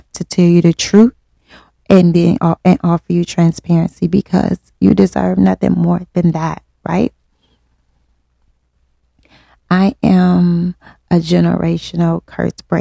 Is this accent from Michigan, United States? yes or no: yes; Detroit, Michigan, United States; born and raised in Detroit. Yes, West Side